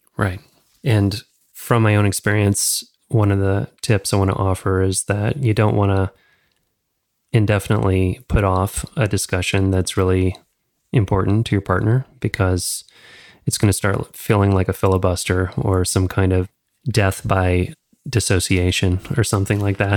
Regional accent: the South, United States; growing up in the South

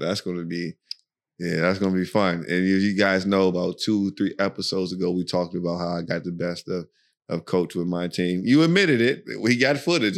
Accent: United States; moved away as an adult; also born or lived in Virginia / Maryland; now in Dubai, United Arab Emirates; we're from America, you know, we're from the U S, well, Virginia is where we reside, Virginia, Maryland

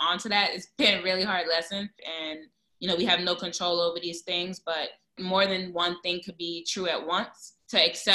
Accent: New York City, New York, United States; I'm from Brooklyn. I'm from East New York

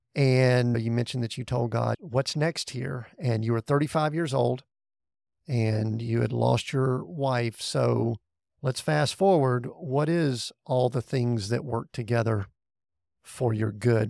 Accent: the Bible Belt of the South, United States; where I grew up in the Bible Belt of the South.

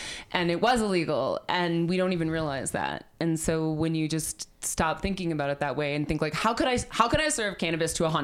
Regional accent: Milwaukee, Wisconsin, United States; now in Denver, United States; was born and raised in Milwaukee, Wisconsin, where everything smells like hops.

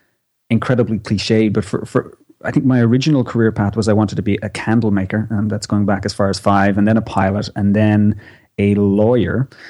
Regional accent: Ireland; moved away as an adult; also born or lived in Australia; I am from Ireland. I'm somewhat of a medical nomad. I did my all my medical school training in Ireland. I worked in Ireland

